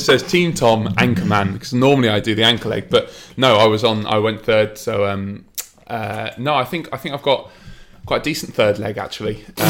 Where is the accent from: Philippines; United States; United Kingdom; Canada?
United Kingdom; England